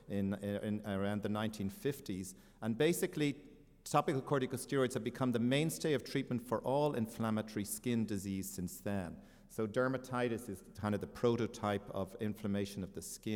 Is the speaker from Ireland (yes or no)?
yes; Ireland; moved away; I am from Ireland.